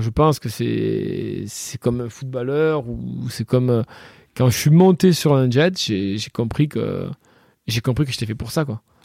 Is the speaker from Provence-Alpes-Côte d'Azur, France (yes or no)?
yes; Le Rove, Provence-Alpes-Côte d'Azur, France; Je suis hein? né ici au Rove en fait. J'ai jamais trop bougé